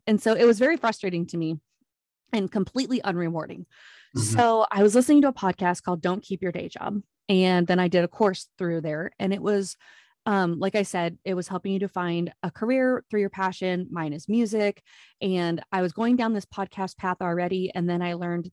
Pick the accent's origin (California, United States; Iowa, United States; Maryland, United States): Iowa, United States; accent: Minnesota; moved away as an adult; also born or lived in Minnesota; now in Jacksonville, United States; I'm born and raised in Iowa